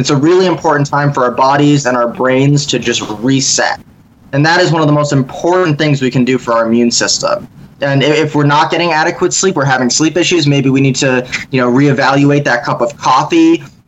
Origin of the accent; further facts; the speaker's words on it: Connecticut, United States; But I'm originally from Connecticut, so most of the people that I've worked with are there.